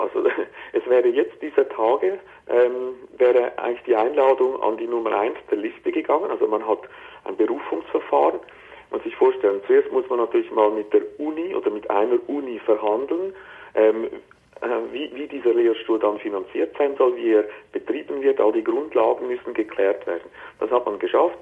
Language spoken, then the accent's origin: German; Switzerland; ich rede jetzt hier als, als Schweizer